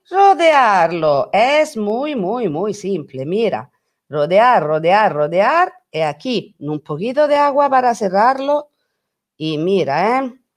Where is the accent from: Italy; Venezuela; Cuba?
Italy; Spanish is a second language; also born or lived in Rome; soy italiana